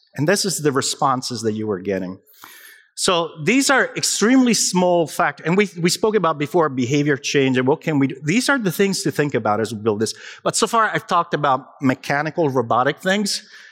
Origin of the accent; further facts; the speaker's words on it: Naples, Campania, Italy; moved away; io sono italiano, vengo da Napoli.